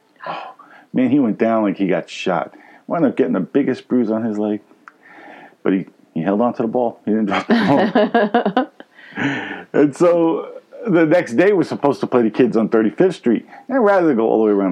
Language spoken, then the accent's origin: English; New York City, New York, United States; Grew up in Brooklyn, New York. Maybe you can tell by my accent.